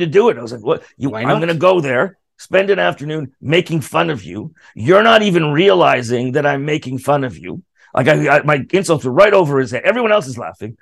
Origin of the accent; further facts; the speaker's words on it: Canada; as a Canadian performer